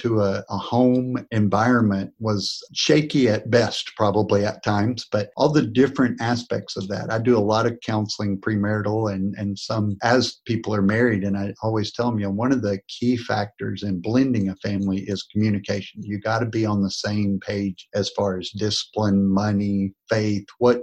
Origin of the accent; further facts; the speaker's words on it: North Texas, United States; moved away as an adult; now in Corpus Christi, United States; I grew up in North Texas near you, and I moved down to Corpus Christi, Texas about 25 years ago.